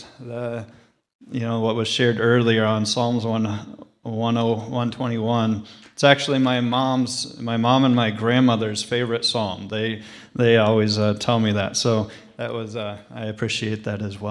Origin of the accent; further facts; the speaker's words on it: right outside Des Moines, Iowa, United States; now in Cedar Rapids, United States; I'm actually from right outside Des Moines in Iowa originally